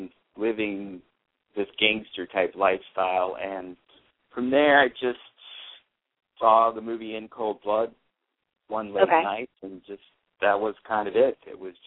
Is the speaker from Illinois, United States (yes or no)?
yes; Chicago, Illinois, United States; I grew up in Chicago, so there was a couple of really famous gangsters that lived on my block.